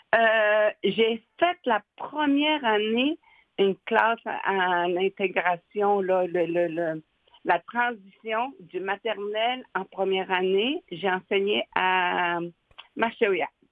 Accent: Natashquan, Quebec, Canada; moved away as an adult; also born or lived in Uashat / Pessamit; je suis native de Natashquan

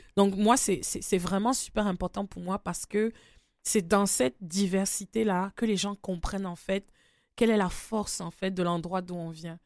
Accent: Cameroon; je suis du Cameroun

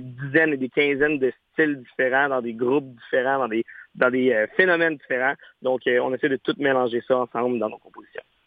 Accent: Quebec, Canada; on est québécois, on est fiers d'être francophone

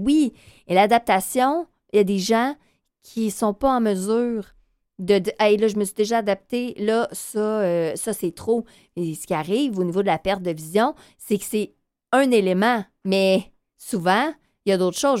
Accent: North Shore, near Montreal, Quebec, Canada; now in Montreal, Canada; je viens de la Rive-Nord

